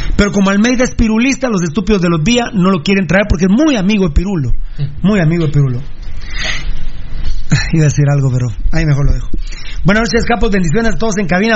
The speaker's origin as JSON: {"language": "Spanish", "region": "Sololá", "country": "Guatemala", "tie": "born or raised there", "said": "prácticamente soy nacido en Sololá"}